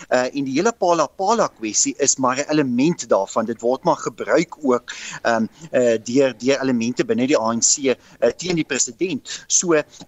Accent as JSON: {"language": "Afrikaans", "country": "South Africa"}